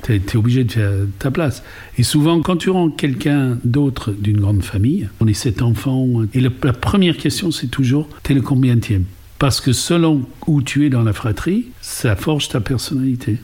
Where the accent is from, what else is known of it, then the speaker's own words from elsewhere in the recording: England, United Kingdom; French is a second language; moved away as an adult; now in France; je suis britannique, maman d'origine irlandaise, donc un petit mélange d'anglo-saxon et de celte